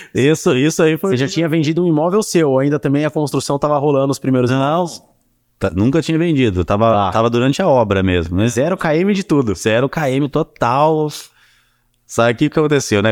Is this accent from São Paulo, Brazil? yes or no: yes; São Paulo, Brazil; moved away as an adult; also born or lived in Curitiba; now in Juiz de Fora, Brazil; eu sempre fui de São Paulo, até então eu tinha, eu tinha 24 anos na época. Sempre morei em São Paulo